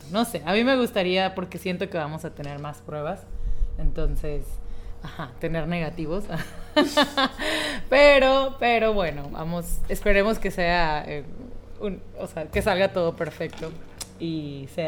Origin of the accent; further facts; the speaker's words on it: Argentina; de Argentina.